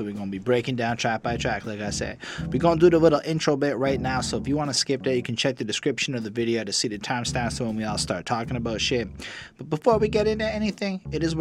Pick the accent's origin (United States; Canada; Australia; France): Canada; I'm from Canada